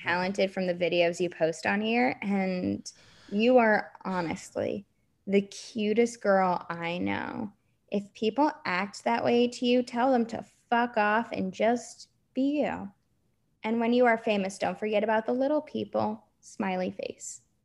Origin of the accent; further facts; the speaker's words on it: Florida, United States; I grew up in Florida, and the area I grew up in was, like, basically ninety percent Jewish